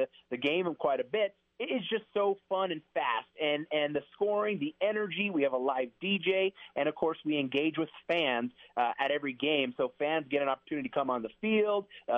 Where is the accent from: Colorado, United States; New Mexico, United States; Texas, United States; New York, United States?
New Mexico, United States; being from New Mexico, born and raised in New Mexico